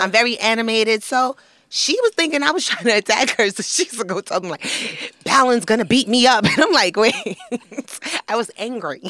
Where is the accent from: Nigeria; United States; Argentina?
United States; New York City, New York; I'm from Flatbush, Brooklyn